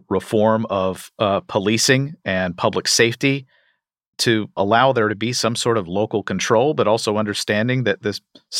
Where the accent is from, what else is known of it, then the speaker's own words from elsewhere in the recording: Louisville, Kentucky, United States; I'm speaking to you from just outside of Louisville, Kentucky, my hometown for many years